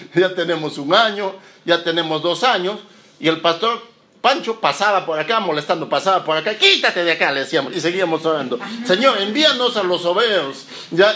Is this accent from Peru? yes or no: yes; Lima, Peru; moved away as an adult; now in Chile; yo nací en Lima, en Perú, en el año 1975